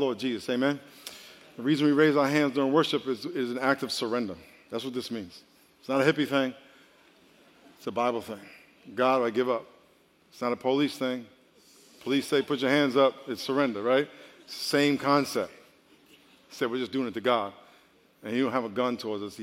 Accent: New York, United States; I grew up in New York

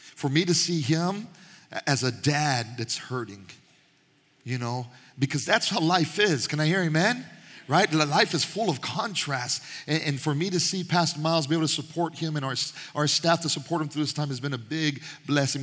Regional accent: Panama; moved away; I was Panamanian, my mom was Panamanian, I was born in Panama

